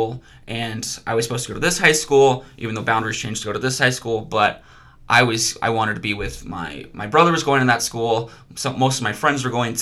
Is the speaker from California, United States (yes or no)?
yes; Fresno, California, United States; moved away as an adult; also born or lived in Arizona; now in Idaho Falls, United States; I was born in Arizona, moved to Fresno when I was about three. Now I've lived in Fresno up until I graduated college